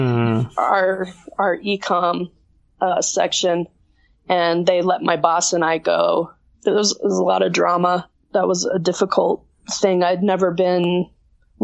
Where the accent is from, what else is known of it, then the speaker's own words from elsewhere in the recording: Boulder, Colorado, United States; moved away as an adult; also born or lived in Denver, Colorado; now in Silver City, United States; So I was born in Denver, Colorado. I'm a Colorado native, born and raised, lived there most of my life. When I was 5, we moved to Boulder